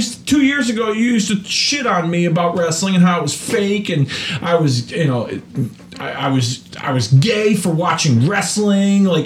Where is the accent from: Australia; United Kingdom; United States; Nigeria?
United States; West Hartford, Connecticut; I moved from East Hartford to West Hartford, Connecticut